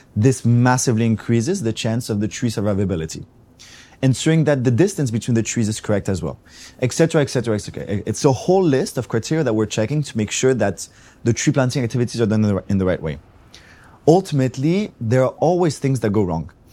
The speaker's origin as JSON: {"language": "English", "town": "Athens", "region": "Attica", "country": "Greece", "said": "I come from Greece, from Athens."}